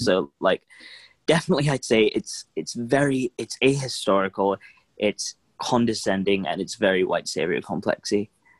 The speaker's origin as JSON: {"language": "English", "region": "London", "country": "United Kingdom", "tie": "born or raised there", "said": "my home country is London."}